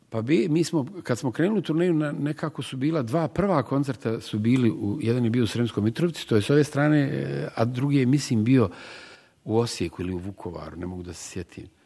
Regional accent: Sarajevo, Federation of Bosnia and Herzegovina, Bosnia & Herzegovina; ja sam u, u njoj učestvovao kao Sarajlija, kao, kao neko koji je iz BiH

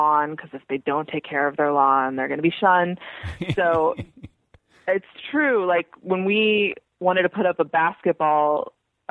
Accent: Irvine, California, United States; I'm from Irvine, California, which, for your non-California listeners, is a planned community about an hour south of Los Angeles

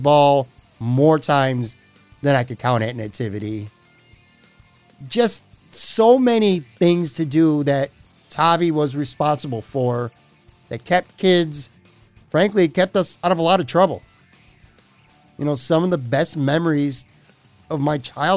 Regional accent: Buffalo, New York, United States; It's a West Side community that I'm proud to say I'm from. I'm proud to say I grew up

